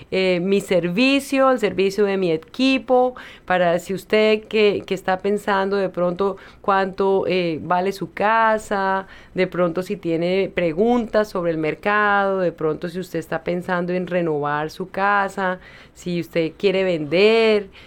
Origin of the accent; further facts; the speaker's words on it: Colombia; moved away; Mira, yo me acuerdo cuando yo vine de Colombia.